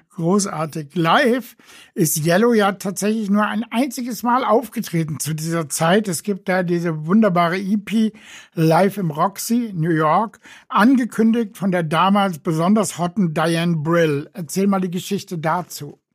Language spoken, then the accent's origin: German; Frankfurt, Hesse, Germany; als Frankfurter Junge aus dem Bankenviertel